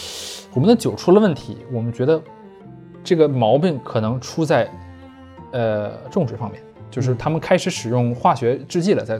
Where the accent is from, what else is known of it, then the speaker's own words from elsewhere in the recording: China; 好的，呃，只是因为我们是中国人